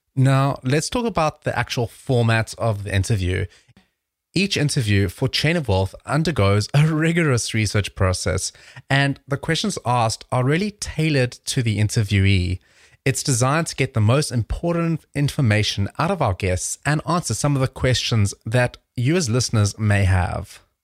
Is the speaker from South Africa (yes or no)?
yes; South Africa; moved away; I'm originally from South Africa.